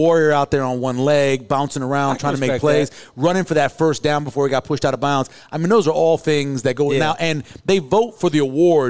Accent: Louisiana, United States; moved away; I grew up in the South. Hey, Louisiana. All right? I grew up in the South.

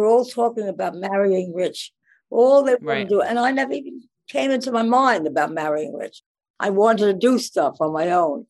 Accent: New York City, New York, United States; I grew up in the Bronx. At that time, we were living on East 208th Street when I went to college in the Bronx.

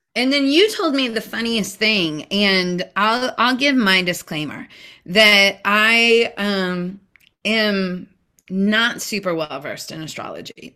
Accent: Seattle, Washington, United States; you are in my hometown in uh, the Seattle area.

